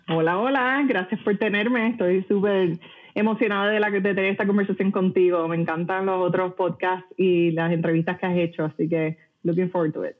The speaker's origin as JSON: {"language": "Spanish", "country": "Puerto Rico", "tie": "born or raised there", "moved": "yes", "said": "yo nací y crecí en Puerto Rico, eh, de padre cubano"}